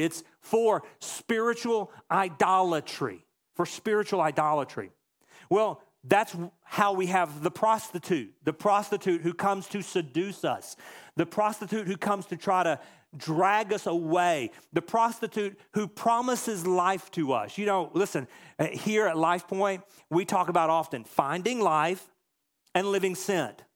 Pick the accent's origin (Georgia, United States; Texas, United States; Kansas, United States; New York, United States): Texas, United States; a little town just outside of Dallas; moved away; I grew up in a little town just outside of Dallas, Texas